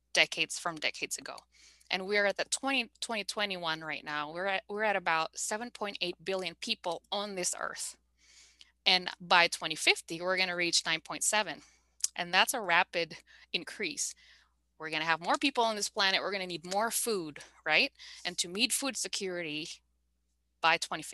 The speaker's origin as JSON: {"language": "English", "town": "Bogor", "region": "West Java", "country": "Indonesia", "also_born_or_lived": "Malaysia / Indianapolis / Montreal / Vancouver", "moved": "yes", "said": "I'm from Bogor, by the way, Bogor, West Java."}